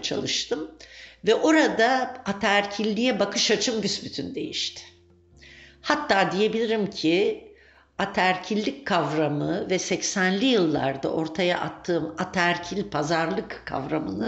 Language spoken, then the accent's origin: Turkish; Turkey; ben e, Türkiye'de doğdum, büyüdüm.